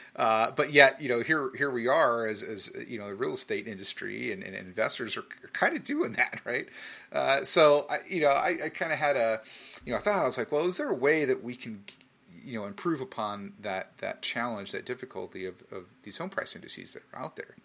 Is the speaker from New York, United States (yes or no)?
no; San Jose, California, United States; also born or lived in Arizona / Australia; my hometown of San Jose